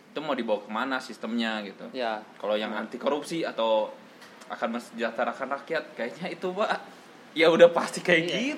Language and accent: Indonesian; Bandung, West Java, Indonesia; karena yang gue lihat di kota gue sendiri di Bandung fasilitas-fasilitas yang diberikan untuk eh, teman teman-teman kita yang difabel masih